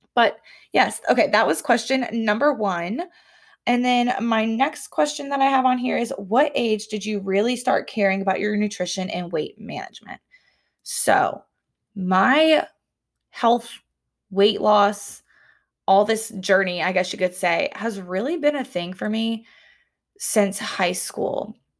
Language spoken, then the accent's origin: English; the South, United States; also born or lived in Columbia, South Carolina / Auburn, Alabama; now in Alabama, United States; I grew up in the South